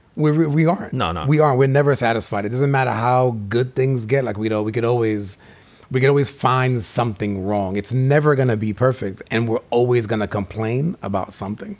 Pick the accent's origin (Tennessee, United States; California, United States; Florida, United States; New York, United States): New York, United States; moved away; I'm from New York originally